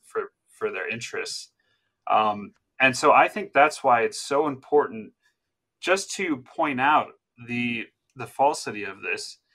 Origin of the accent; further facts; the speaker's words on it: New Jersey, United States; my home state in New Jersey